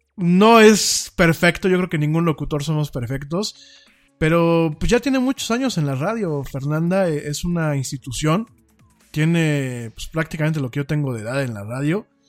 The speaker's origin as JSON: {"language": "Spanish", "country": "Mexico", "said": "como el mexicano no estamos tan acostumbrados a fríos de llegar a cero"}